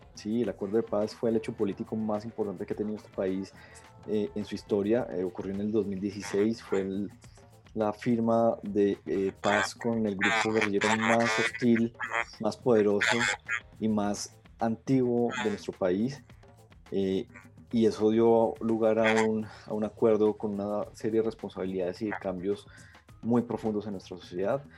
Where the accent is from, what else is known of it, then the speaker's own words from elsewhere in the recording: Colombia; Todos, todos los colombianos